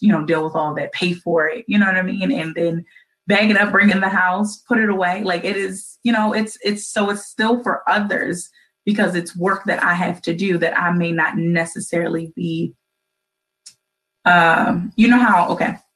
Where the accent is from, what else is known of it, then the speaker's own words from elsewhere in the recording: Baltimore, Maryland, United States; a citizen and a resident of Baltimore City